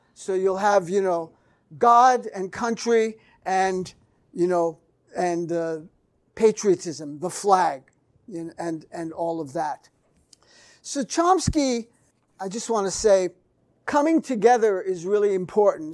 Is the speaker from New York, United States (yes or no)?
yes; New York City, New York, United States; New York City, my hometown